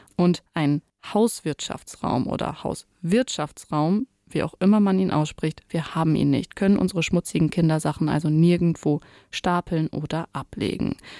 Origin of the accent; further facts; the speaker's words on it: East Frisia, Lower Saxony, Germany; now in Hamburg, Germany; ich bin gebürtig Ostfriesin